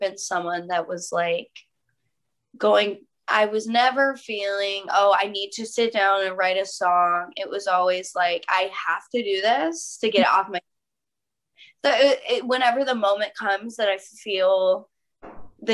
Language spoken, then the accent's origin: English; Michigan, United States; now in California, United States; I'm in California now, but I'm from Michigan.